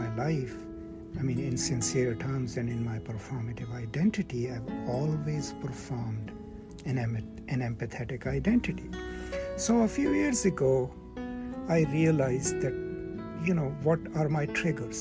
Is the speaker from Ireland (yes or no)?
no; Pakistan; I come from Pakistan, from a rural culture